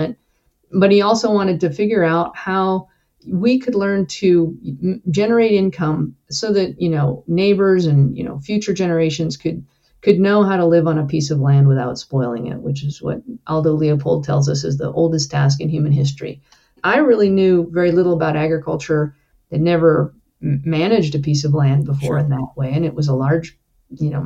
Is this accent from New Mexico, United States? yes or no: yes; northern New Mexico, United States; I grew up in the mountains of northern New Mexico and spent a good part of my childhood living in a tiny forest inholding in the Santa Fe National Forest.